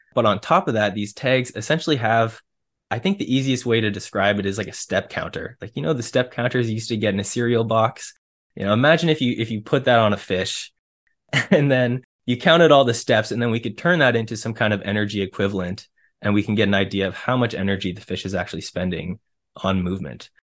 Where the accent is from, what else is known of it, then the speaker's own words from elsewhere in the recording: Ontario, Canada; I grew up in Ontario